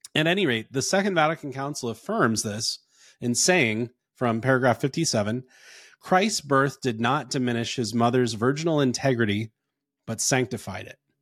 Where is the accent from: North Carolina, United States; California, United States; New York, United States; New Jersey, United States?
North Carolina, United States; now in Phoenix, United States; I'm from North Carolina originally